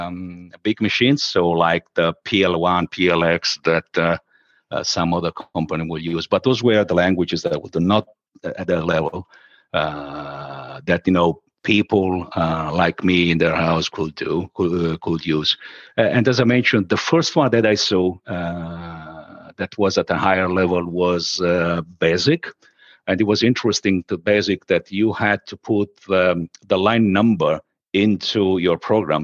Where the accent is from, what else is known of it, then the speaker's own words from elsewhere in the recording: Sicily, Italy; moved away as an adult; now in Rome, Italy; I moved from my hometown in my dear Sicily to Rome, where I still live